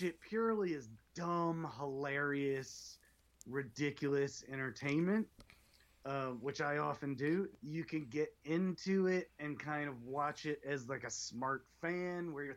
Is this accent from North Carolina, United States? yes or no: yes; North Carolina, United States; I grew up in North Carolina, so it was flair country